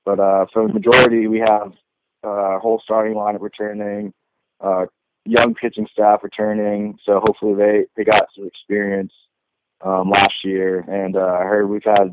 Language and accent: English; West Coast, United States; I'm from the West Coast